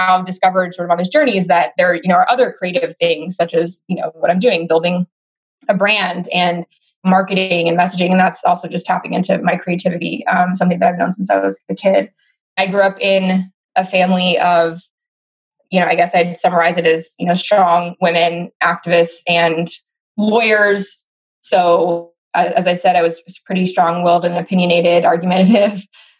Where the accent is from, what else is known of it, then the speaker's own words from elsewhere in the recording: Oakland, California, United States; I'm from Oakland, California. Very proud to be Oakland born and raised.